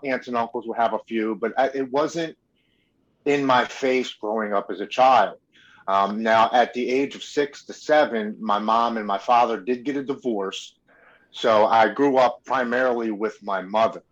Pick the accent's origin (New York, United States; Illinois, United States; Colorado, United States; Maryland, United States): Maryland, United States; Baltimore; I was born and raised in Baltimore, Maryland.